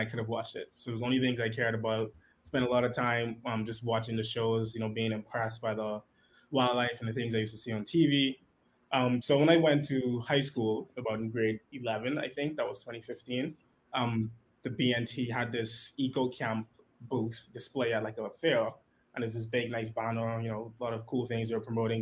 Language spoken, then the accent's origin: English; Nassau, New Providence, Bahamas; I grew up right here in Nassau.